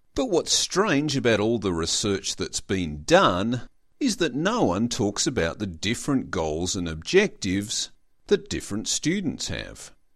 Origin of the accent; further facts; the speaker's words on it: Australia; I am an Australian student